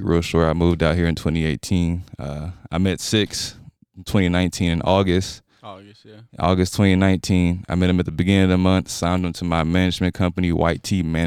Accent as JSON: {"language": "English", "town": "Houston", "region": "Texas", "country": "United States", "moved": "as an adult", "lives_now": "Utah, United States", "said": "I'm from Houston, Texas."}